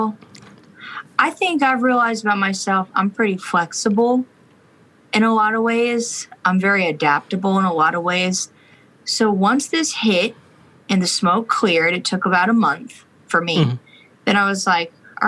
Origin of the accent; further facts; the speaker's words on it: Florida, United States; now in Nashville, United States; Publix started in my hometown.